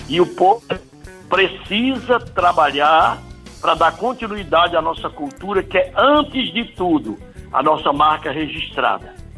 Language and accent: Portuguese; Northeast Region, Brazil; eu sou nordestino, amo o Nordeste